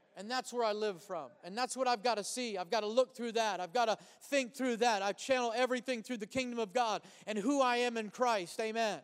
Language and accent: English; United States; before I'm a Caucasian, before I'm an American